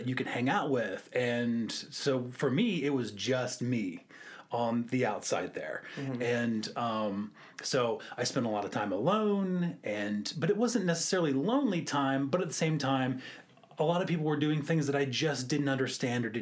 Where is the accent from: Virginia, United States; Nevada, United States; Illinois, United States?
Virginia, United States; Virginia Beach; moved away as an adult; also born or lived in Austin; now in Richmond, United States; I am from Virginia Beach